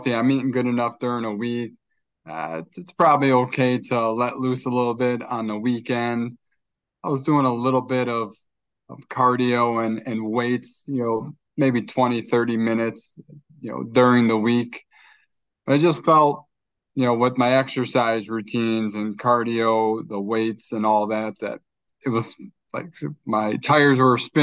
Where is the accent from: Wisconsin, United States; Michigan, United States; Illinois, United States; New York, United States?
Illinois, United States; Chicago; also born or lived in New Jersey; I was born in New Jersey. I've spent most of my life in Chicago